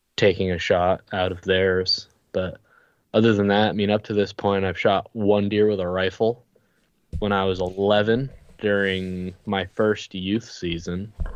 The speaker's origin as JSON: {"language": "English", "town": "Colchester", "region": "Vermont", "country": "United States", "said": "I'm from Vermont, the Colchester area, which is unfortunately close to Burlington"}